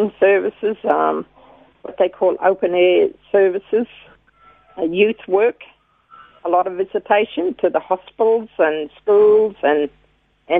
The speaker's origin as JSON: {"language": "English", "town": "Cherbourg", "region": "Queensland", "country": "Australia", "also_born_or_lived": "Singleton, New South Wales", "moved": "as an adult", "said": "I came from Cherbourg, which was one of the government reserves here in Queensland"}